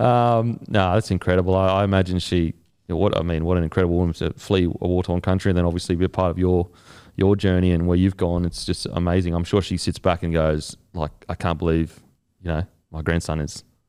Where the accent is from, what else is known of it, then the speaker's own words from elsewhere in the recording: Australia; as an Aussie